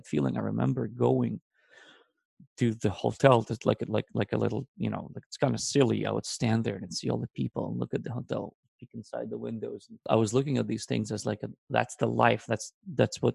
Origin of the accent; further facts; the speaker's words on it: Israel; English is a second language; moved away; the town I grew up in Israel when we immigrated to Israel